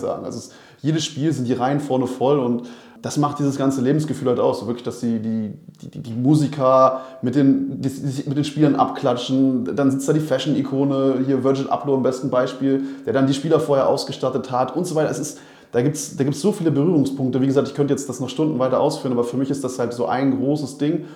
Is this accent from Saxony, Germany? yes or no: no; Berlin, Germany; born or raised there; moved away as an adult; now in Rostock, Germany